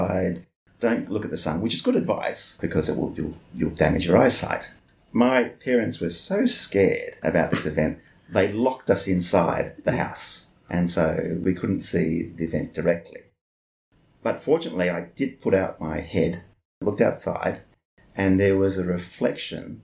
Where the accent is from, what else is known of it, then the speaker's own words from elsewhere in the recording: Melbourne, Victoria, Australia; I was 11 years old at that time. So that tells you where I'm from. I'm from Melbourne. My parents were living in a place called Wanturna.